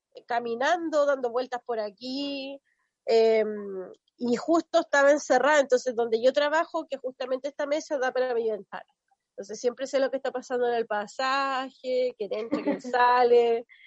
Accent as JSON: {"language": "Spanish", "area": "Chiloé", "region": "Los Lagos", "country": "Chile", "said": "soy de Chiloé, tengo 30 años, ya cambié folio este año, vivo en Castro"}